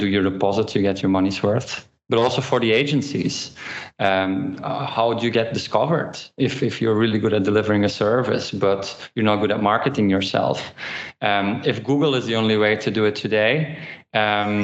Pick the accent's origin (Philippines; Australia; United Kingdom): Philippines; I grew up in the Philippines